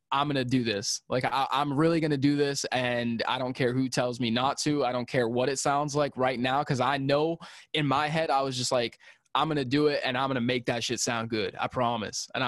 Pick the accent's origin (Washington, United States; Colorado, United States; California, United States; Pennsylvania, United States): Pennsylvania, United States; also born or lived in Philadelphia; my one of my hometown friends from from where I'm from back in Pennsylvania